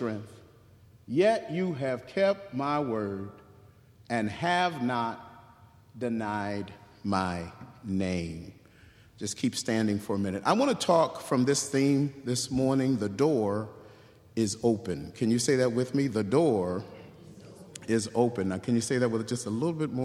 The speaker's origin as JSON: {"language": "English", "town": "Hartford", "region": "Connecticut", "country": "United States", "tie": "born or raised there", "said": "born and raised in Hartford, I am number 7 of 8 children"}